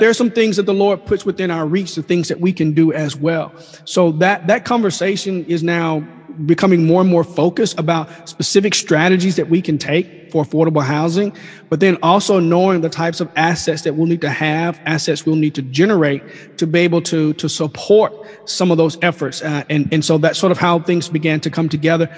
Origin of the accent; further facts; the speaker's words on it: Mississippi, United States; moved away as an adult; also born or lived in Washington D.C.; now in Oxford, United States; We're natives of Mississippi